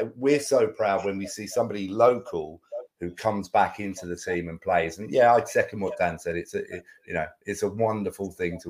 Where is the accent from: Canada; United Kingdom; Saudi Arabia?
United Kingdom; We're British